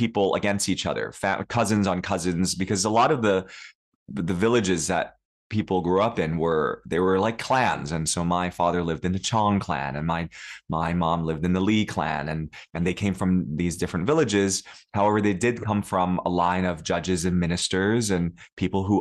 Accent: New York City, New York, United States; first language Cantonese; English is a second language; I grew up in New York City. I was born in New York City, actually

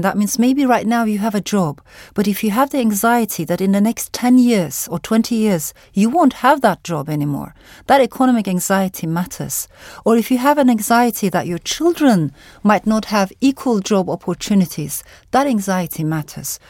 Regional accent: Turkey; also born or lived in Strasbourg, France; I come from Turkey

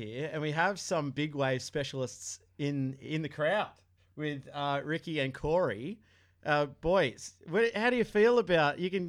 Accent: Sydney, New South Wales, Australia; I'm from south of the bridge

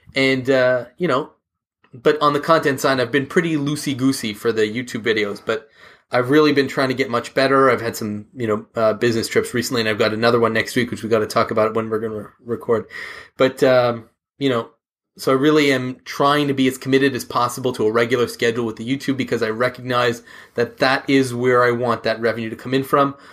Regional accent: Canada; We're both Canadian

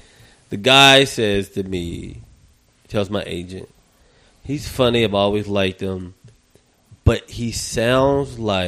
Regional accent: the South, United States; I'm from the South.

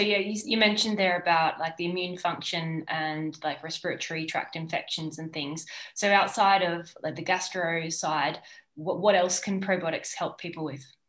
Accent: Australia; now in Girona, Spain; I'm an Australian sports dietitian based in Girona

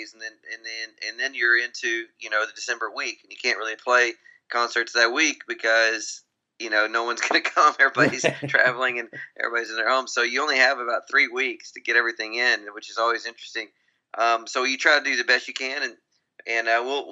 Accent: Grand Saline, Texas, United States; I grew up in a very small little town in Texas. I'm from East Texas, and a town of about 2,000 people, and called Grand Saline, Texas.

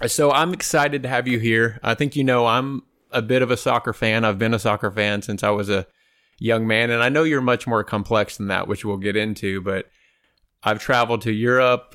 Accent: outside of Austin, Texas, United States; I grew up outside of Austin, Texas

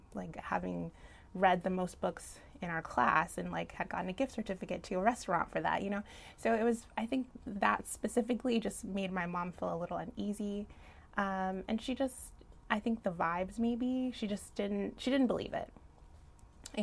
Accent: Sacramento, California, United States; also born or lived in Pasadena, California; But I was born in SoCal, Pasadena area, and moved up to Northern California, where I actually spent most of my young formative years. So I call Sacramento home

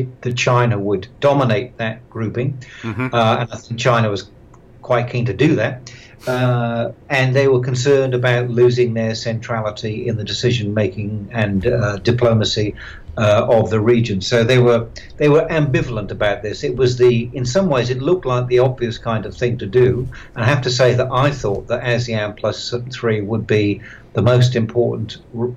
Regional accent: Australia; I'm from Australia

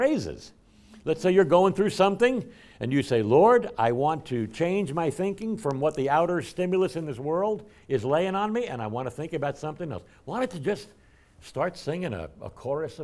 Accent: United States; as Christians, as American Christians in this 21st century

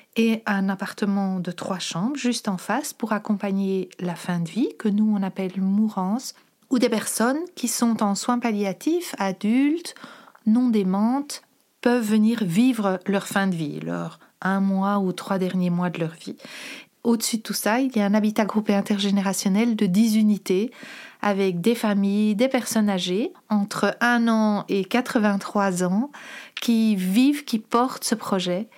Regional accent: Brussels, Brussels-Capital Region, Belgium; also born or lived in Molenbeek / Forest; je suis bruxelloise depuis quasi toujours

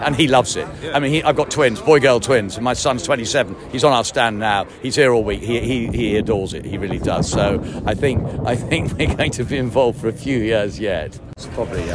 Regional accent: Bangor-on-Dee, Wales, United Kingdom; also born or lived in Haydock, North West England; I was brought up at Bangor on Dee because I come from that part of the world, uh, and then ancient Haydock in the northwest

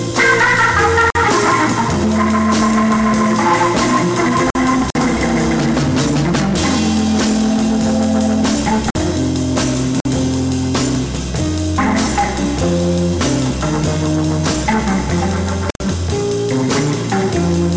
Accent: Oakland, California, United States; I'm from Oakland, San Francisco

